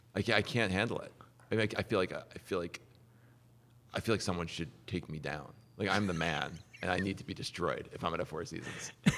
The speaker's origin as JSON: {"language": "English", "region": "New Jersey", "country": "United States", "said": "I'm from New Jersey"}